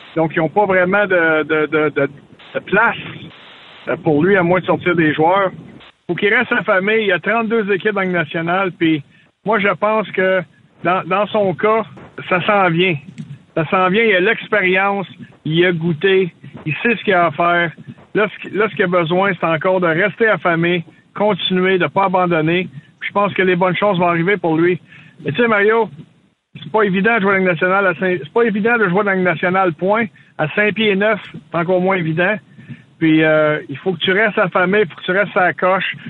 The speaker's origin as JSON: {"language": "French", "town": "Gatineau", "region": "Quebec", "country": "Canada", "said": "je suis de Gatineau"}